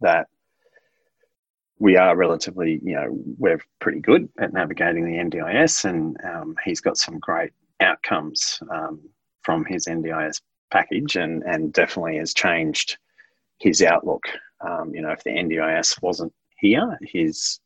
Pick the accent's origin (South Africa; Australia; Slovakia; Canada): Australia; Queensland; I'm from Queensland